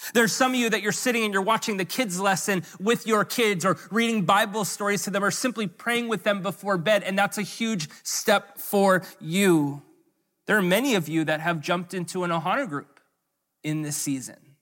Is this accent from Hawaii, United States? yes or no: yes; Hawaii, United States; also born or lived in US mainland